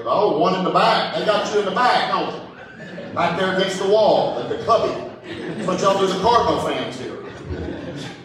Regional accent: High Point, North Carolina, United States; also born or lived in Raleigh, North Carolina / Decatur, Illinois / Yadkinville, North Carolina / Greensburg; now in Louisville, United States; I grew up in High Point, North Carolina

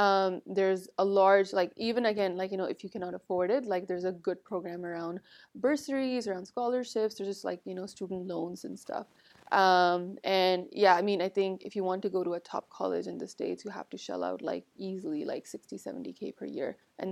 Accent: Toronto, Ontario, Canada; And then my family immigrated to Canada. So everything after that for me, I was raised in Toronto. Went to school there, high school there, went to university there.

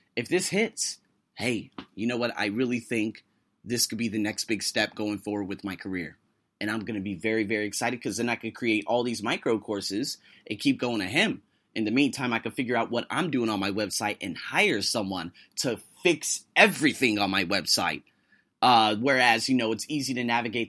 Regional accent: United States; I am an American with a number, probably a half dozen plus heritages

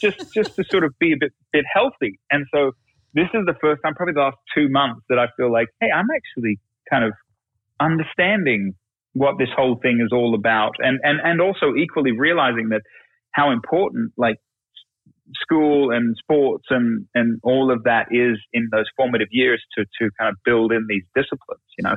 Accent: Australia; now in United States; we're immigrants from Australia. You know, we, I just became a citizen not long ago

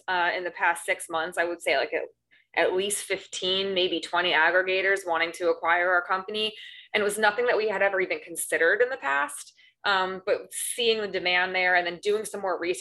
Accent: New York, United States; now in Long Beach, United States; I'm originally from New York, moved to Los Angeles for the beaches and the weather

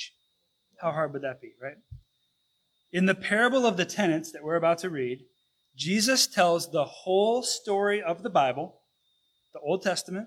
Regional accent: Detroit, Michigan, United States; now in Lansing, United States; I grew up in the Detroit church and attended my first service there back in 1989

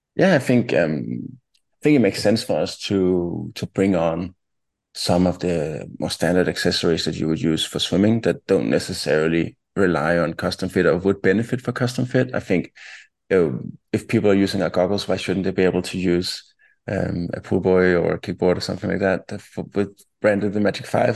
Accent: town about 20 km north of Copenhagen, Capital Region of Denmark, Denmark; also born or lived in Ohio, United States; twenty kilometers outside or north of, of Copenhagen. Um, and I grew up there, spent most of my childhood there, and also my teenage years.

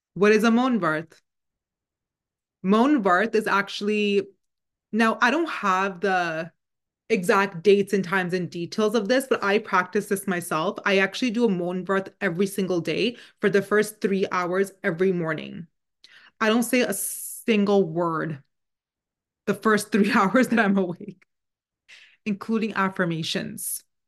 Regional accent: Canada; first language Punjabi; English is a second language; we're both born and raised in Canada

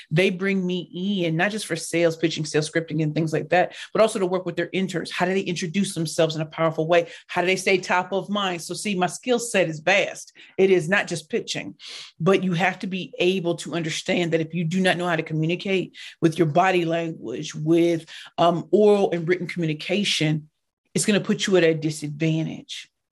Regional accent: St. Louis, Missouri, United States; I grew up in Saint Louis, Missouri in the hood

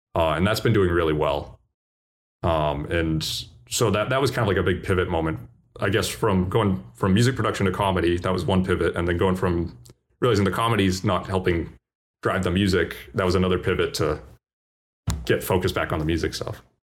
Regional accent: Boston, Massachusetts, United States; I'm from Boston

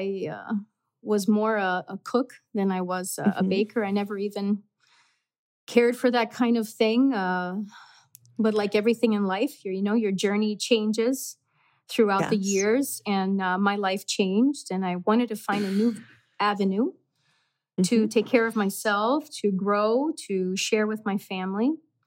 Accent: Miami, Florida, United States; moved away as an adult; also born or lived in Cádiz, Spain; now in Wisconsin, United States; I was young when we came to the States. Okay. So I grew up in Miami. And then I moved to Wisconsin in 2000.

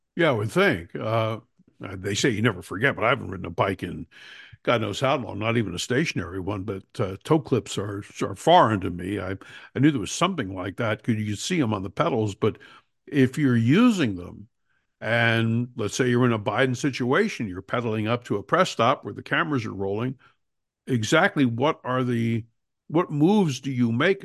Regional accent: New Jersey, United States; I'm from New Jersey

